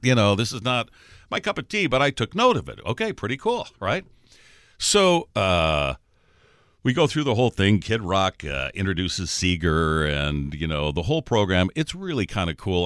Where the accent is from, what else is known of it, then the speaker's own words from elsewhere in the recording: Detroit, Michigan, United States; I'm from Detroit